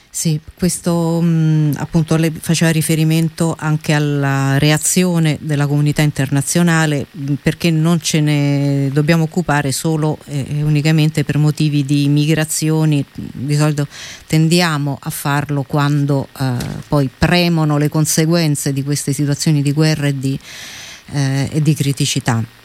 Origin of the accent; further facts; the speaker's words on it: Rome, Lazio, Italy; noi come romani